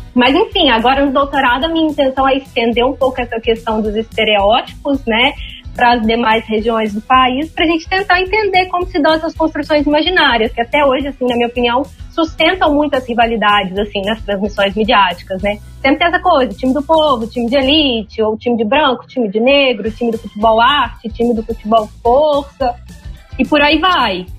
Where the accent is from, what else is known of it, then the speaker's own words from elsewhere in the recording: Minas Gerais, Brazil; Eu sou de Minas